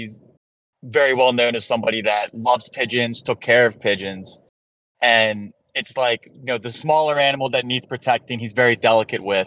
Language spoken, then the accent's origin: English; Philadelphia, Pennsylvania, United States; as a Philadelphian